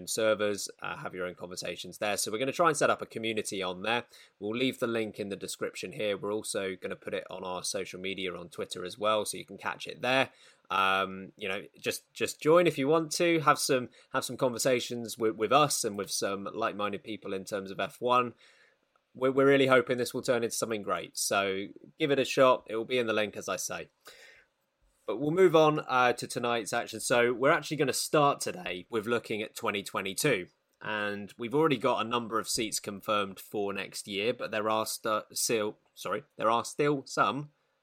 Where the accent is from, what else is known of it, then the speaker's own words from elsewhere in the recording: United Kingdom; We're British